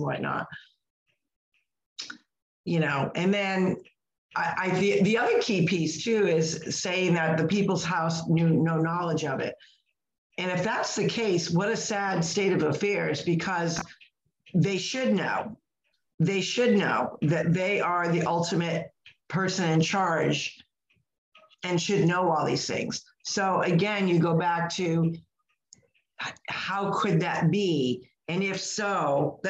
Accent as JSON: {"language": "English", "country": "United States", "said": "as an American"}